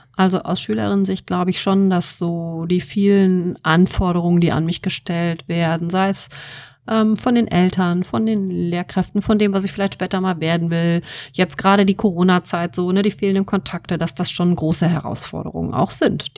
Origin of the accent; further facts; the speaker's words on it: Wuppertal, North Rhine-Westphalia, Germany; moved away as an adult; now in Münster, Germany; ich bin in Wuppertal geboren, bin ja. dann zum Studium hier hingekommen